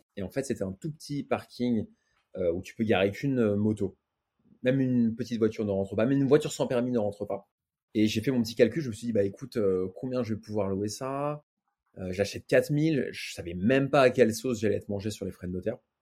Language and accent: French; Paris, Île-de-France, France; je suis né à Paris, le contexte, c'est grandi avec ma mère